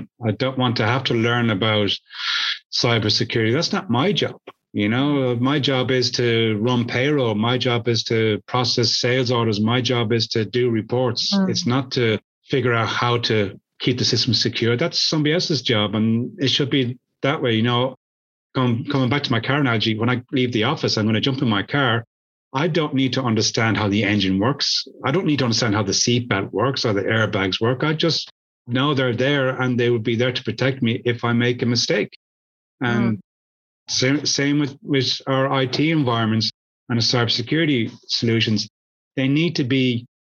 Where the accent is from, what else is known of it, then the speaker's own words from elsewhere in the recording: Ireland; I'm Irish.